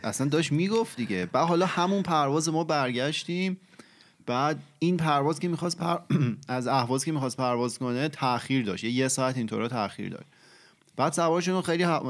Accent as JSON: {"language": "Persian", "country": "Iran", "also_born_or_lived": "Tehran", "moved": "as an adult", "said": "من از ایران که اومدم اینجا"}